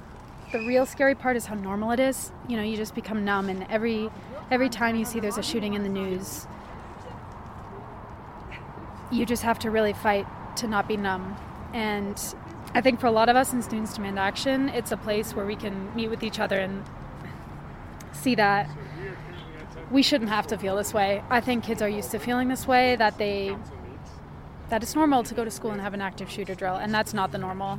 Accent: Littleton, Colorado, United States; I come from Littleton, Colorado. So, you know, I grew up around Columbine

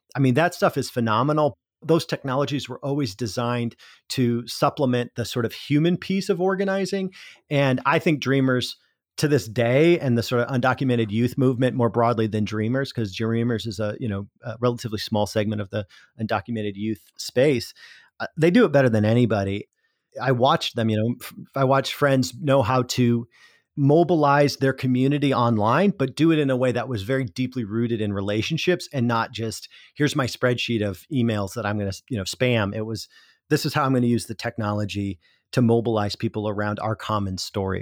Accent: South Dakota, United States; moved away as an adult; also born or lived in Minnesota; I grew up on the South Dakota side of that, but my family was all from the Iowa side

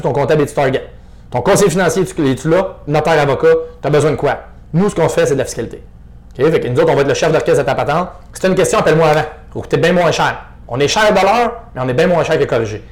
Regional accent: Estrie, Quebec, Canada; je venais de l'Estrie aussi, mais j'étais rendu à Québec

